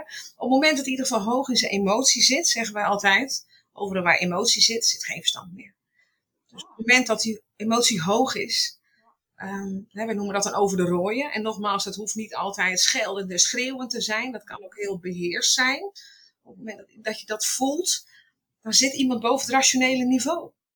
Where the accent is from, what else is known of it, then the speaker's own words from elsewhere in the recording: Utrecht, Netherlands; now in Sneek, Netherlands; geboren in Utrecht